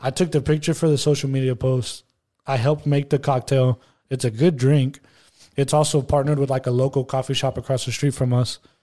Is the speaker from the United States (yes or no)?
no; Monterrey, Nuevo León, Mexico; first language Spanish; English is a second language; I was in Monterrey, like, six months out of the year until I was, like, eighteen